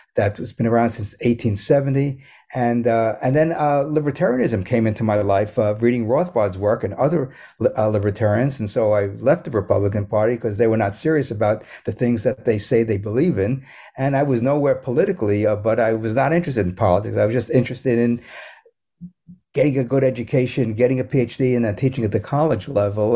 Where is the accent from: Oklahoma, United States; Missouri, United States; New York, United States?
New York, United States; New York City; moved away as an adult; also born or lived in Manhattan, New York / Central Jersey; when we moved from Manhattan to the Bronx